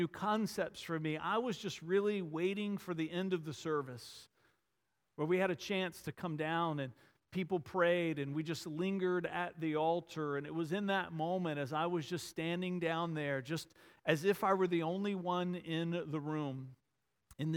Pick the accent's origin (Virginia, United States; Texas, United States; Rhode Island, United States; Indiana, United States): Virginia, United States; Varina; a little country Episcopal church in the small town Verina where I grew up just outside of Richmond